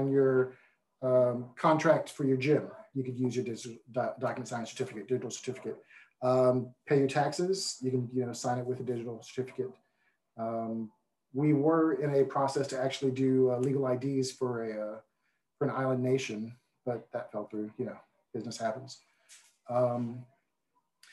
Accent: Houston, Texas, United States; I'm a Houston native, born in 75, grew up

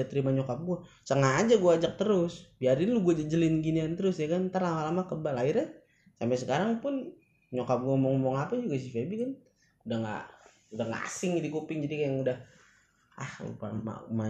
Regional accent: Jakarta, Indonesia; also born or lived in Bekasi; gue di sini lahir di tanahnya Bekasi mungkin ya {S1} hmm. {S0} cuman emang daerah gue daerah Jakarta

